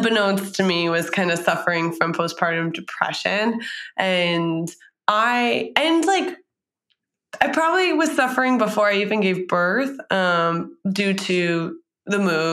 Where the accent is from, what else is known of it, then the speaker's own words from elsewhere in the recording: New York, United States; also born or lived in San Francisco; now in Boston, United States; I'm from New York